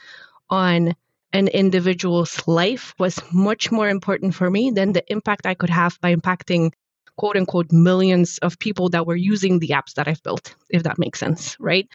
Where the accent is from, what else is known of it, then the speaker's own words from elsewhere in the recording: Poland; moved away; I actually studied robotics, control engineering and robotics in university back in Poland, in my home country